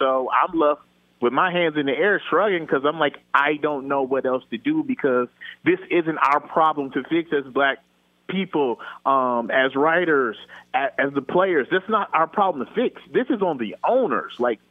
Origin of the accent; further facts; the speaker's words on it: Michigan, United States; I'm from Michigan growing up.